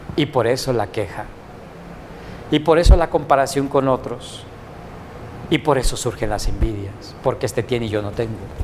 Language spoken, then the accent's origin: Spanish; Mexico; somos bien mexicanos y bien guadalupanos